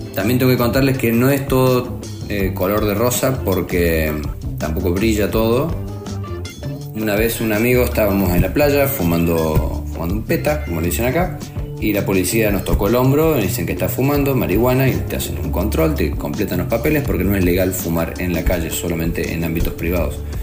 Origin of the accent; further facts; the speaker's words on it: Córdoba, Argentina; moved away as an adult; now in Spain; de Córdoba, Argentina